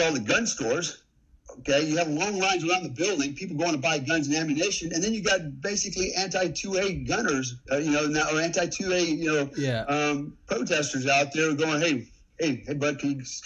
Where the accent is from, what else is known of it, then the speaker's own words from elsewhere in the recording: United States; now in Indonesia; as an American